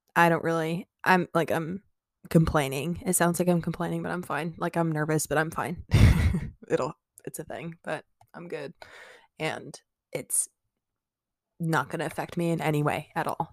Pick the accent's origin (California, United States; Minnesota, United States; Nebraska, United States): Nebraska, United States; Omaha; I'm from Omaha, Nebraska